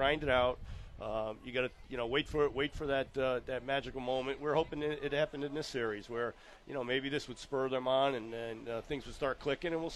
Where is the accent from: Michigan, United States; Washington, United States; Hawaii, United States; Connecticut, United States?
Connecticut, United States; I grew up in Connecticut